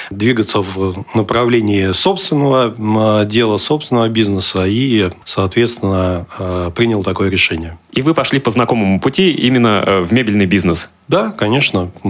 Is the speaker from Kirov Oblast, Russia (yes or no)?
no; Kaliningrad, Kaliningrad Oblast, Russia; я калининградец, я родился в Калининграде, учился в Калининграде и э, работаю сейчас в данный момент тоже в Калининграде.